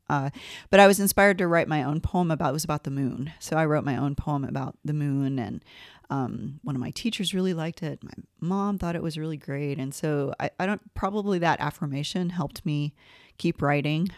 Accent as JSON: {"language": "English", "town": "Gainesville", "region": "Georgia", "country": "United States", "tie": "born or raised there", "said": "I grew up in Gainesville, Georgia, which is a little town about an hour northeast of Atlanta"}